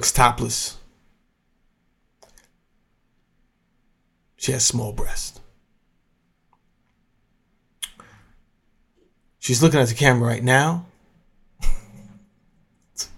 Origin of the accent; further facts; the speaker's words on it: Mount Vernon, New York, United States; moved away; I'm from Mount Vernon, New York